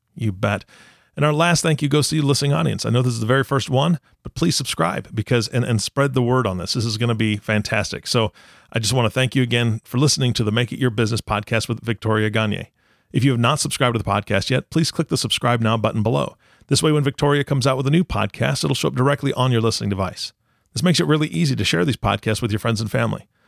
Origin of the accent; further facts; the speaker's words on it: Taiwan; I was born in Taiwan